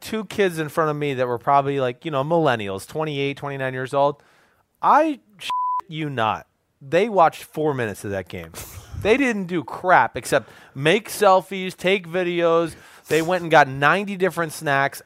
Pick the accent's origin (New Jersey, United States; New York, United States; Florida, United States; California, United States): New Jersey, United States; a few guys from my hometown in Jersey